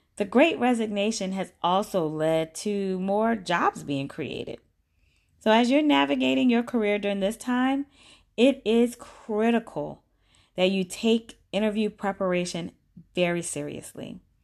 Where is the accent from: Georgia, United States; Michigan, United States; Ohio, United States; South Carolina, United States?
South Carolina, United States; Orangeburg; I grew up in Orangeburg, South Carolina